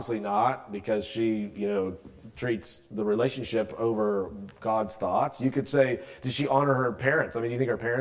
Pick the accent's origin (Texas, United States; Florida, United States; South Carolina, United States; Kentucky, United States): South Carolina, United States; moved away; I'm from South Carolina originally, so I'm not really from here.